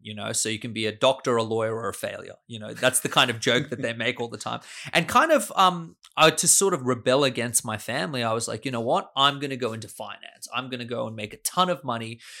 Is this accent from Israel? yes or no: no; Sydney, New South Wales, Australia; also born or lived in Austria; I grew up here in Sydney.